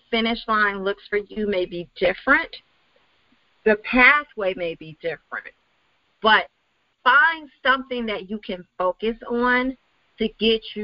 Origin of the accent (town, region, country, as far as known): Chicago, Illinois, United States; also born or lived in Wisconsin